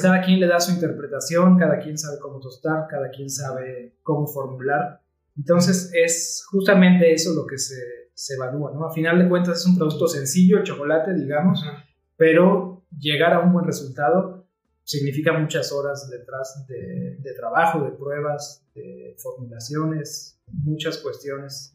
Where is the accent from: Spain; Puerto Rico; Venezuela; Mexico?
Mexico; Mexico City; moved away; yo no soy de aquí, soy de la Ciudad de México, pero ya tengo unos buenos años aquí.